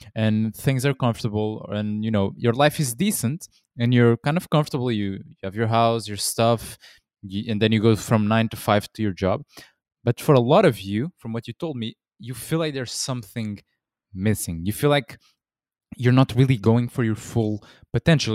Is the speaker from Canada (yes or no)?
no; Portugal; I'm from Portugal in Europe originally